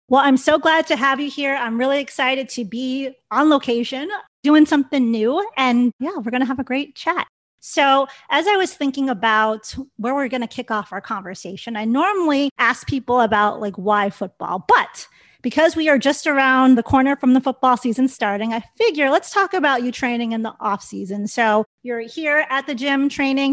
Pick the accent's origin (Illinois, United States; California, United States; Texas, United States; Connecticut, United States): Illinois, United States; Chicago; I'm from Chicago